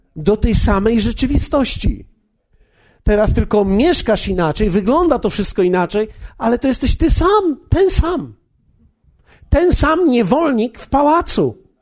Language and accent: Polish; Poland; ja z Polski jestem przecież